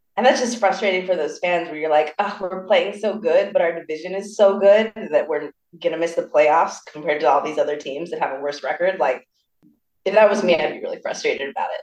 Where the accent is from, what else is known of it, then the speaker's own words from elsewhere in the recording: Burbank, California, United States; now in New York, United States; when people say where are you from, I say Burbank. I don't say